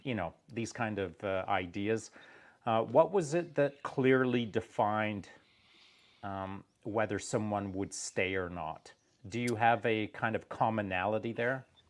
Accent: England, United Kingdom; now in Canada; when I was growing up in England before we moved to Canada

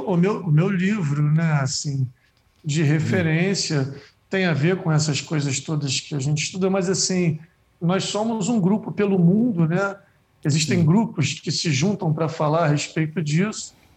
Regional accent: Rio de Janeiro, Brazil; Eu sou da Praia da Macumba

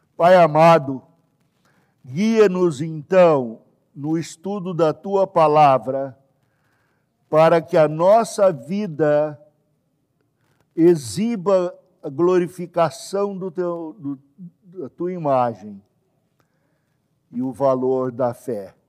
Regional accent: Brazil; eu sou brasileiro que sou brasileiro. O primeiro da minha família aqui no Brasil

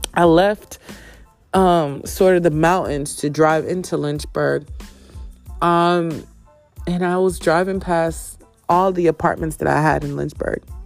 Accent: Jamaica; I am Jamaican. I was born there. Yes, represent Kingston, represent St. St. St. Catherine and Portmore.

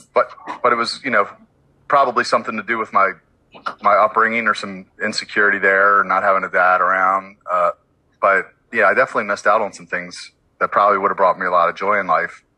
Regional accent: Baltimore, Maryland, United States; I'm from Baltimore, born and raised

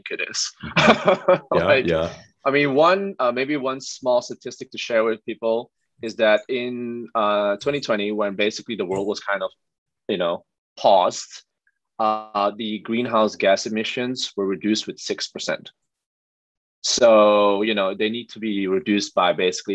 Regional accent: Netherlands; moved away as an adult; also born or lived in Amsterdam / Shanghai / Ho Chi Minh City / Jakarta; I'm born and raised in the Netherlands

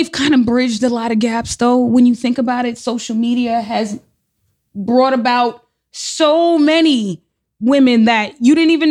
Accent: New York City, New York, United States; I grew up in the Bronx. I'm from the Bronx. I'm from Soundview

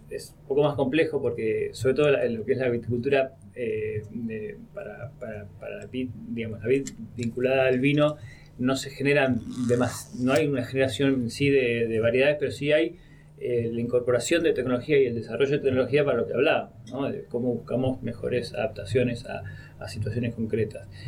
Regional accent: Buenos Aires, Argentina; also born or lived in Spain; now in Mendoza, Argentina; Yo de Buenos Aires me fui a, a, España, pero de España volví a Mendoza, me fui a otro lado.

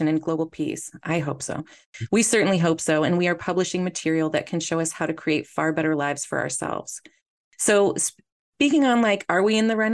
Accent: San Francisco, California, United States; I was born in San Francisco and I was raised in the Bay Area

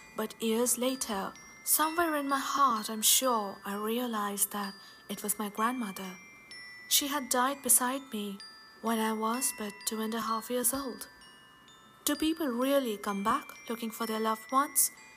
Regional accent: Bhopal, Madhya Pradesh, India; Bhopal, a city in central India which happens to be my hometown.

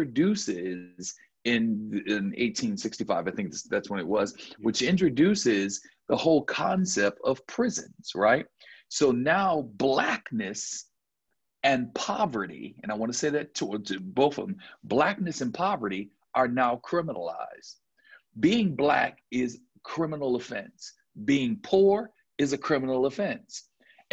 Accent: Buffalo, New York, United States; now in Georgia, United States; I'm from Buffalo, New York

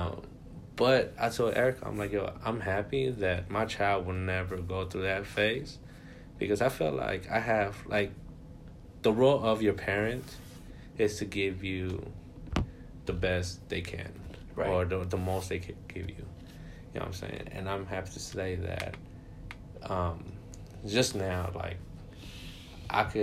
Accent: New York, United States; I grew up in New York

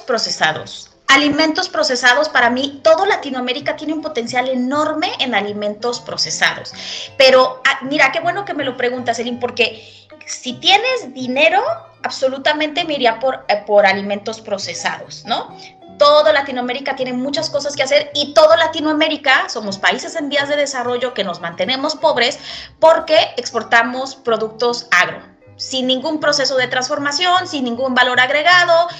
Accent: Mexico; moved away as an adult

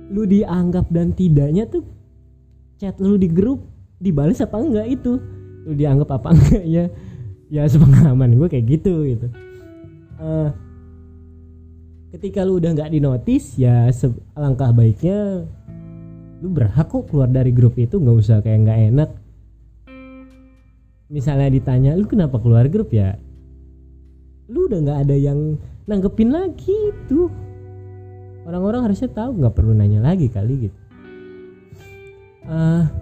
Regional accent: Bandung, West Java, Indonesia; born there; umur gue 26 tahun gue lahir di Bandung 7 Januari 1995

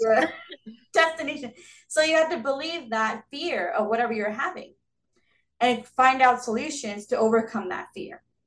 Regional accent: Southern California, United States; I've been born and raised in Southern California. Um, never left.

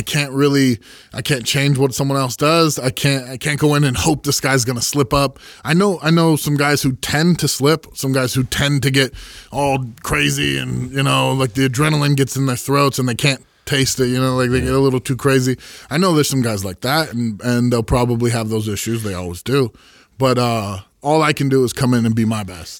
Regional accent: Santa Cruz, California, United States; I grew up in Santa Cruz

